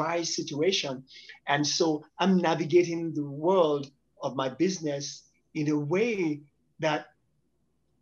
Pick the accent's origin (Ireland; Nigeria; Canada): Nigeria; now in United States; I come from Nigeria, West Africa, and to be in the United States, now in the West